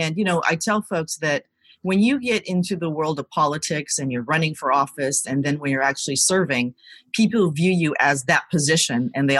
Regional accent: Virginia, United States; also born or lived in Seoul, South Korea; I was born in Seoul in a neighborhood called Yongsan. I was about 1.5 when we came to the United States. And we landed in Virginia.

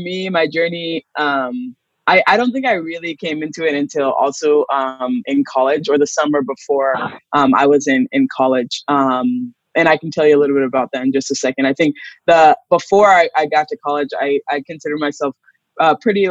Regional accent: Tacoma, Washington, United States; also born or lived in Lakewood; born and raised in Tacoma

